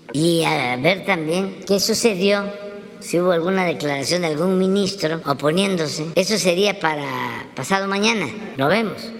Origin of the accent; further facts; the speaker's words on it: Mexico; somos los mexicanos